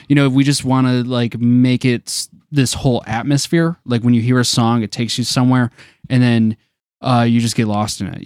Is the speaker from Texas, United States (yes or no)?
no; Detroit, Michigan, United States; we're from Detroit